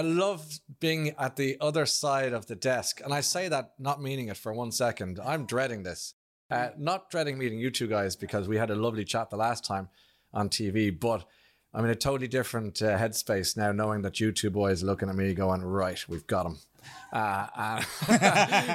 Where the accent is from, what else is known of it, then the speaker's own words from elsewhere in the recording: Blackrock, Ireland; I came from from Black Rock